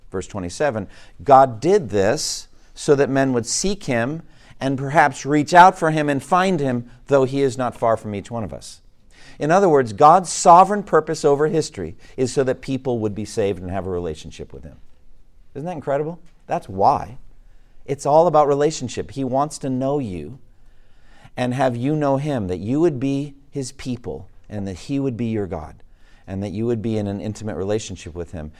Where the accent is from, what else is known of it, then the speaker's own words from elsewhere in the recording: Boston, Massachusetts, United States; Boston, Massachusetts, my hometown